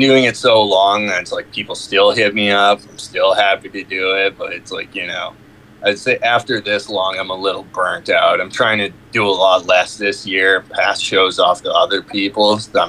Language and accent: English; Squamish, British Columbia, Canada